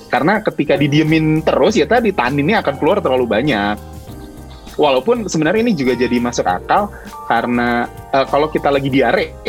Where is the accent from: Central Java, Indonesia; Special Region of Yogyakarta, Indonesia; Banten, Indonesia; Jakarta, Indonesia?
Jakarta, Indonesia; now in Bandung, Indonesia; gue kan sebenarnya gue asli Jakarta tapi gue tinggal di Bandung